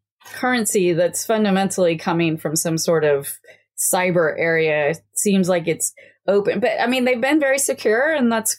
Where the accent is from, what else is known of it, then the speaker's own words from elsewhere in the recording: Kansas, United States; now in Virginia, United States; I'm from Kansas